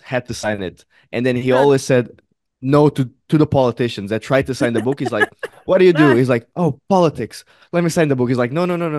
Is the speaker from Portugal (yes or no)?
yes; Portugal; moved away; growing up in Portugal